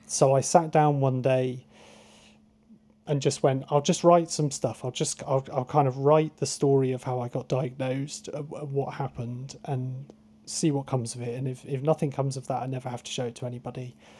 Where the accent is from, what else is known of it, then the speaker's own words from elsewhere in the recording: Truro, South West England, United Kingdom; I grew up in Truro, so I didn't grow up on the coast.